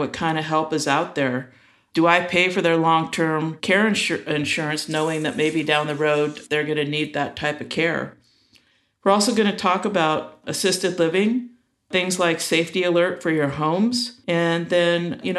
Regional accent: Los Angeles, California, United States; now in Auburn, United States; I grew up in Los Angeles in a little town, which probably isn't as little anymore, called Eagle Rock. And I've been up in Northern California, now in Auburn, and I've been up here for about 24 years.

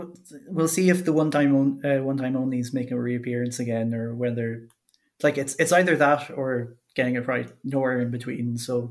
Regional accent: Ireland; As an Irish person

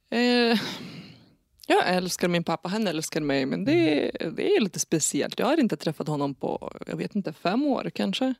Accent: Lithuania; Swedish is a second language; moved away as an adult; now in Nyköping, Sweden; jag föddes i Litauen 1989

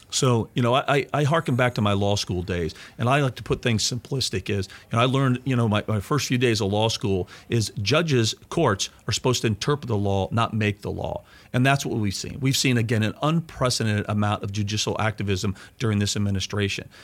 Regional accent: Missouri, United States; Missouri, my, my home state

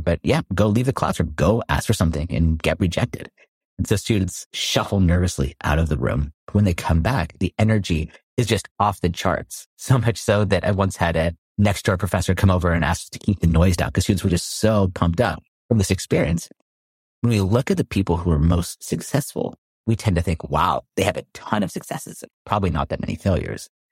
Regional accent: Palo Alto, California, United States; So I grew up in Palo Alto, California, so heart of Silicon

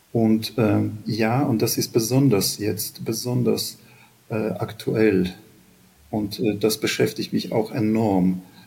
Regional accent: Ukraine; sind wir Ukrainer

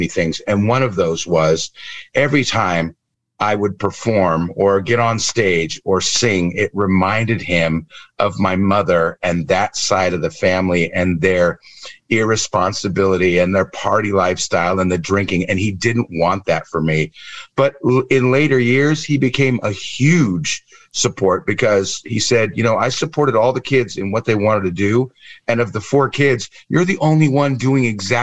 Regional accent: Southern California, United States; moved away as an adult; also born or lived in New York; now in Netherlands; originally I was born in California, in Southern California, 1969

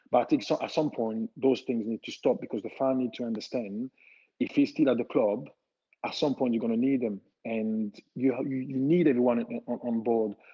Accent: Italy; English is a second language; I said, listen, I came from Italy. I know what it like there, the smoke and everything

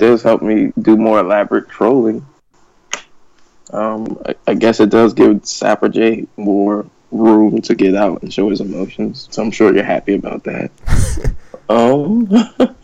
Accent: Capitol Heights, Maryland, United States; I'm from Kentland in Capitol Heights

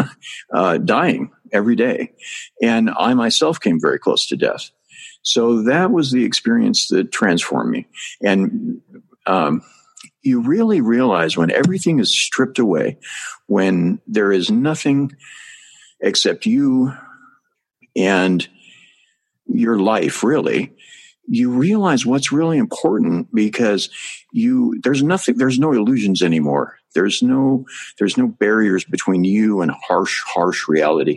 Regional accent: Northern California, United States; moved away as an adult; also born or lived in Asia / Thailand; I was raised in Northern California

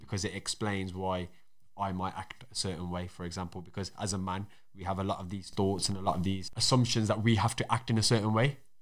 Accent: Wolverhampton, West Midlands, United Kingdom; accent: Black Country, Wolverhampton; my accent kind of falls under black country 'cause that's where I was born, but also I got a Wolverhampton accent as well.

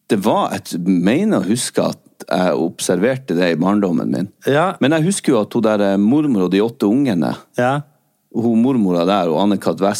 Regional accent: Rogaland, Norway; jeg er en rogalending.

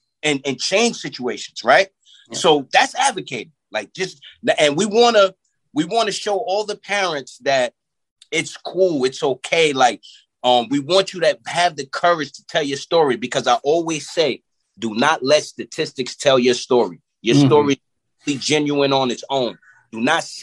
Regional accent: Yonkers, New York, United States; In my city, where I grew up at in Yonkers, New York

